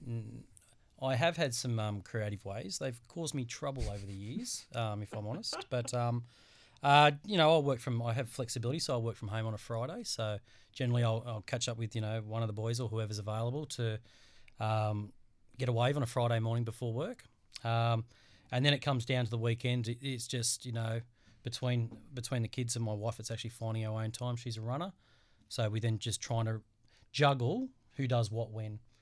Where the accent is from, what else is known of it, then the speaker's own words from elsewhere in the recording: Central Coast, New South Wales, Australia; born and bred on the Central Coast, in New South Wales.